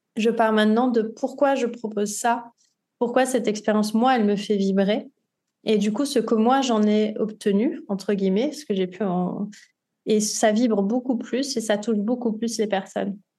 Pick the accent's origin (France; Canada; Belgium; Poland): France; Nice, Provence-Alpes-Côte d'Azur; moved away as an adult; also born or lived in Paris; now in Côtes-d'Armor, France; Je suis niçoise d'origine. Je suis née à Nice et j'ai passé euh, voilà tout mon temps à Nice jusqu'à mes 22 ans